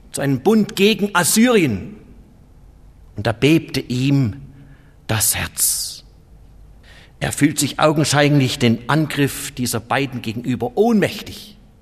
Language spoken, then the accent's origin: German; Germany; bei uns in Deutschland